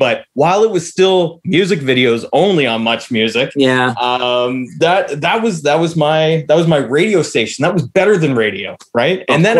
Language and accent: English; Canada; growing up in Canada in the mid to late 90s